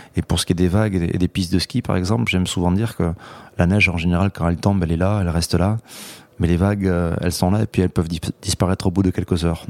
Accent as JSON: {"language": "French", "town": "Hendaye", "region": "Nouvelle-Aquitaine", "country": "France", "tie": "born or raised there", "said": "Les premières vagues, c'est exclusivement dans ma ville natale d'Andaï, qui est une plage bien particulière au sud de la côte basque, à la frontière avec le Pays basque espagnol"}